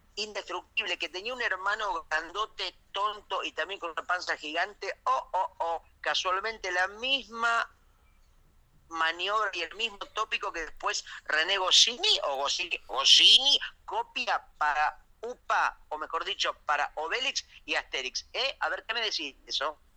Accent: Argentina; más fuerte me siento yo como persona y como argentino

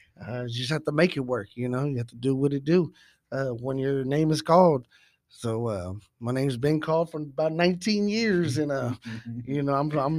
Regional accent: Dallas, Texas, United States; Well, definitely I am from Lake Highlands. … I'm 38 years old.

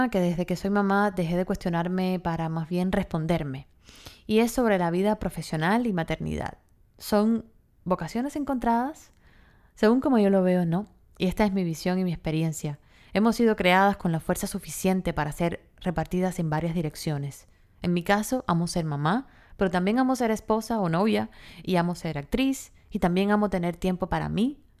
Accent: Cuba; moved away; yo pasé una depresión muy fuerte cuando me fui de Cuba y viví sola, viví muchas cosas muy fuertes

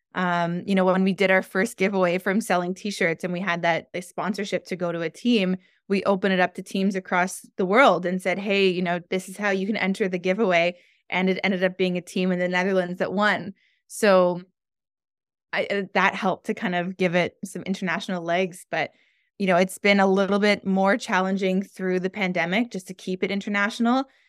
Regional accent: Toronto, Ontario, Canada; moved away as an adult; now in Montreal, Canada; I grew up in the Toronto, Canada area, and I've been living in the Montreal, Quebec area for the last three years.

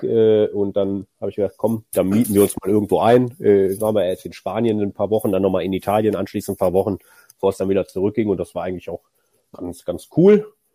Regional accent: Düsseldorf, North Rhine-Westphalia, Germany; born or raised there

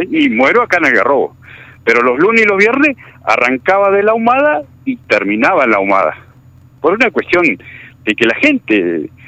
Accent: Algarrobo del Águila, La Pampa, Argentina; yo vivo en Algarrobo, en Algarrobo del Aire. Bien. Yo vivo en Algarrobo del Aire, yo soy, soy de acá, de Algarrobo del Aire.

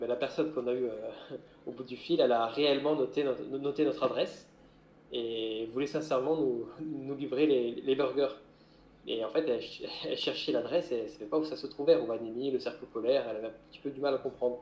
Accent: Corsica, France; moved away as an adult; also born or lived in French Guiana; moi j'ai grandi en Corse avant de partir à l'âge de 19 ans sur le continent pour travailler en tant que marin, puis gendarme maritime

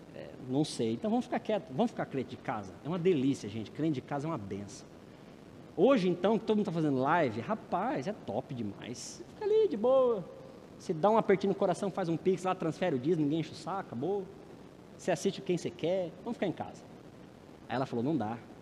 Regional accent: São Paulo, Brazil; A igreja de onde eu tive minha adolescência em São Paulo

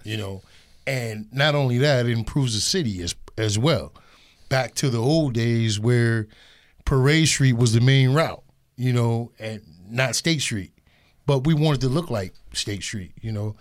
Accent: Erie, Pennsylvania, United States; I grew up in Erie all my life, forty-six years

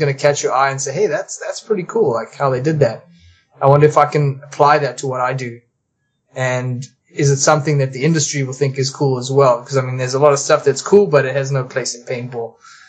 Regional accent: South Africa; now in Canada; I was originally from South Africa. Immigrated here in December 1999. And I became a Canadian citizen a couple years later.

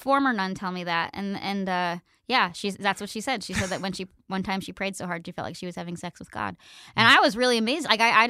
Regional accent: Pennsylvania, United States; I thought about going, but we had really good public schools where I grew up in Pennsylvania.

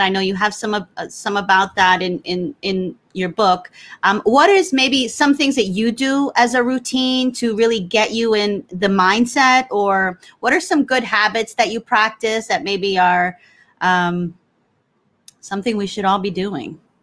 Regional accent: New Jersey, United States; I'm Puerto Rico. You know, we I, I was I grew up in New Jersey.

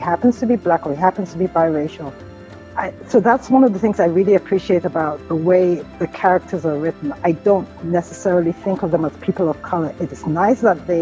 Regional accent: England, United Kingdom; also born or lived in Nigeria (ancestry); now in United States; I am originally from England, but I've lived in America for 32 years now. My parents are Nigerian

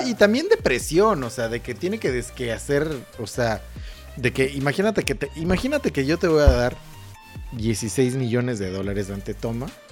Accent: Mexico; aquí en México somos

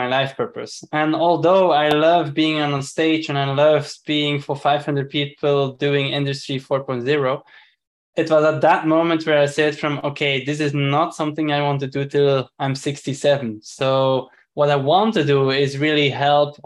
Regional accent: Belgium; moved away; originally I'm from Belgium

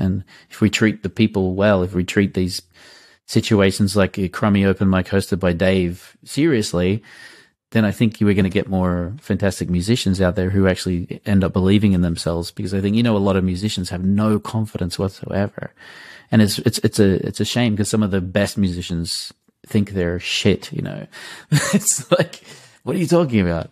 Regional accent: Australia; also born or lived in Munich, Germany; now in Germany; I'm an Australian in Munich

